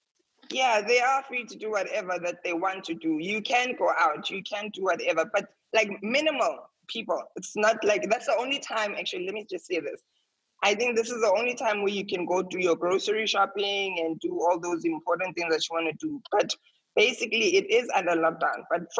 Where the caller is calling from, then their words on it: Saudi Arabia; I'm in Saudi Arabia.